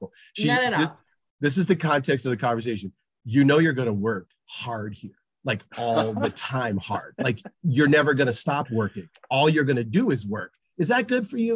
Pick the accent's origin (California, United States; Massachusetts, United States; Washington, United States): Massachusetts, United States; moved away; I'm originally from Massachusetts